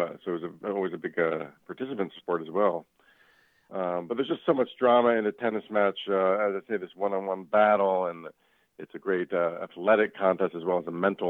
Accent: Miami, Florida, United States; also born or lived in Northeast United States; now in Northeast, United States; I grew up in Miami and started playing at a very young age, about 8 years old.

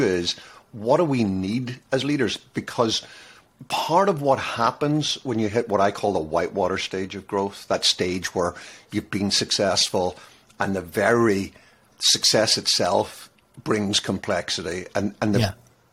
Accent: Ireland; I'm an Irishman

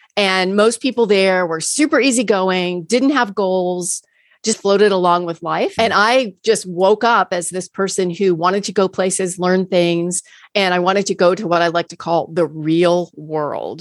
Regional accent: Key West, Florida, United States; moved away as an adult; also born or lived in Chicago / Tampa, Florida; I grew up in Key West, Florida

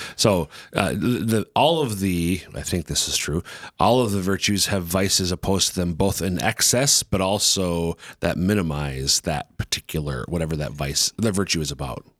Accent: Minnesota, United States; now in Sioux Falls, United States; I'm from Minnesota

